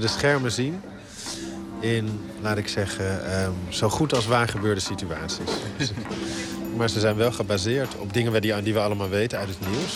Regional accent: Netherlands; wij als Nederlanders

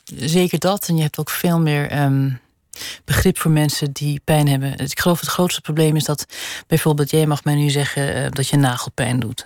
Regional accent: Netherlands; also born or lived in Switzerland; now in Geneva, Switzerland; ik kom dus uit Nederland, waar een groot begrip is voor klassieke muziek

